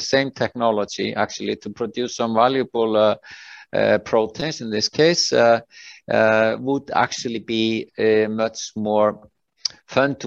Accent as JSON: {"language": "English", "country": "Iceland", "tie": "born or raised there", "also_born_or_lived": "British Columbia, Canada", "said": "I'm from Iceland, born here"}